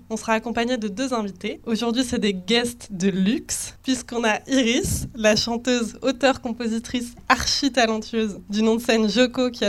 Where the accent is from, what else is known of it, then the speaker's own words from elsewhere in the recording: Strasbourg, Grand Est, France; Je suis née à Strasbourg.